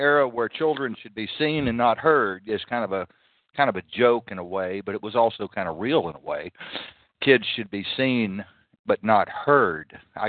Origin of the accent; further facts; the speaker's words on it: Canada; now in United States; I'll just stick with the U.S. because I'm here most of the time. Sometimes I'm Canada, but I'm from Canada back here.